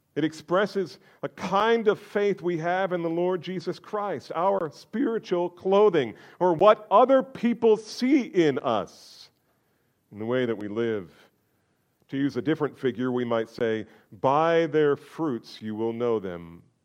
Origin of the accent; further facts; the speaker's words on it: New Jersey, United States; I'm from New Jersey